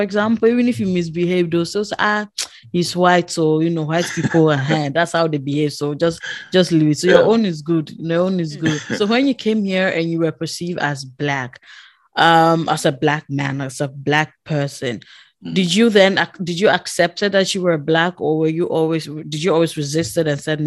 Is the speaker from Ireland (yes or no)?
no; Ghana; now in Netherlands; I'm coming from Ghana